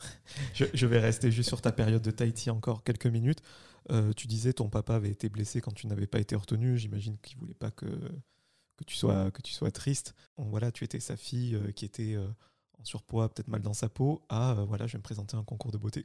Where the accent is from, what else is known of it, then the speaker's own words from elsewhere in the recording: the South, southern France, France; je suis du Sud